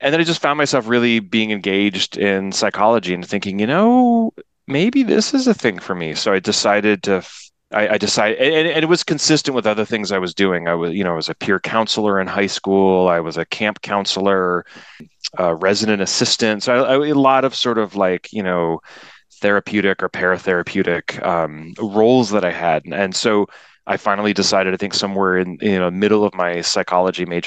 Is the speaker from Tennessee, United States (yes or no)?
no; Washington, D.C. and suburban Maryland, United States; moved away; I grew up around the Washington, D.C. and suburban Maryland